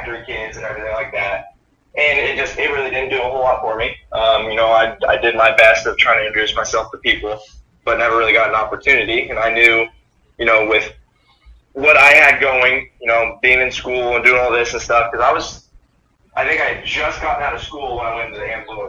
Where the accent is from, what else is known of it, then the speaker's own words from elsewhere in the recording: Topeka, Kansas, United States; also born or lived in Manhattan, Kansas; when we moved here to Topeka, because I was born in Manhattan, Kansas, when we moved to Topeka, I was, I think, 3 years old